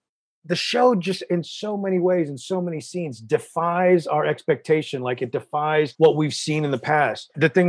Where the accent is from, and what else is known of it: United States